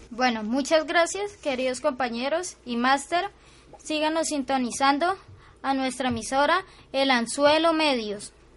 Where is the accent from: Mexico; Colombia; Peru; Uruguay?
Colombia; Purificación, Tolima; nuestro municipio de Purificación